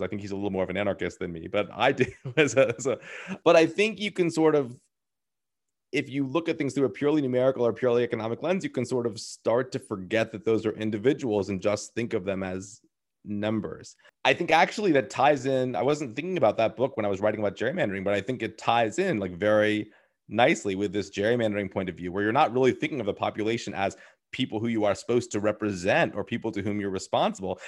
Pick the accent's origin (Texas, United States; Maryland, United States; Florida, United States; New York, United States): Maryland, United States; my home state where I grew up of Maryland